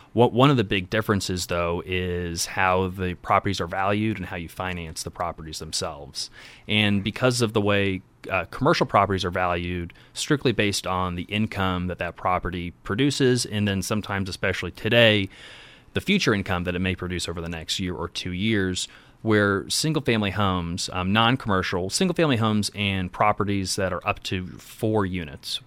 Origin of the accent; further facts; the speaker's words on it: Indianapolis, Indiana, United States; born and raised in Indiana. Um, born on the, the west side of Indy, kind of Pike Township